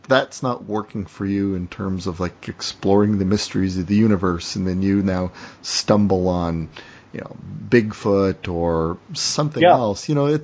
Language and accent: English; Windsor, Ontario, Canada; moved away as an adult; also born or lived in Seattle; my hometown, Windsor, which is next to Detroit